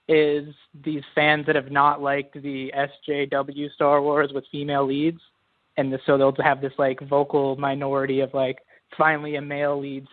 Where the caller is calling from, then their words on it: Georgia, United States; calling from Georgia, United States.